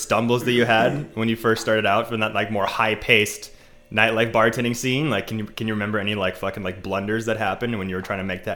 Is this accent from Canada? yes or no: yes; Gulf Islands, British Columbia, Canada; I grew up in the Gulf Islands, so like I know like that small town